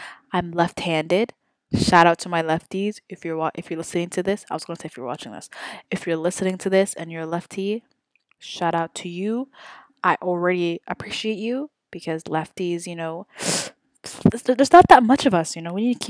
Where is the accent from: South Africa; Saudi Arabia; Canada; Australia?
Saudi Arabia; now in Houston, United States; I was born and raised in Saudi Arabia, which is crazy, and I am ethnically Somali.